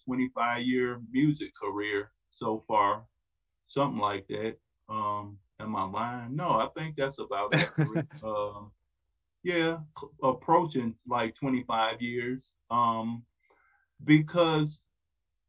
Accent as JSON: {"language": "English", "town": "Detroit", "region": "Michigan", "country": "United States", "tie": "born or raised there", "said": "I was born and raised in Detroit. But at 7, we moved to the suburbs."}